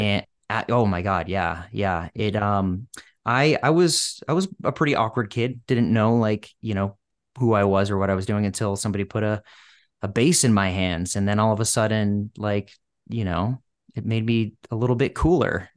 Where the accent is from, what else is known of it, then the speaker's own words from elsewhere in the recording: outside Boston, Massachusetts, United States; moved away as an adult; now in Los Angeles, United States; a Bostonian, where I had li, I had lived for ten years and I grew up outside the city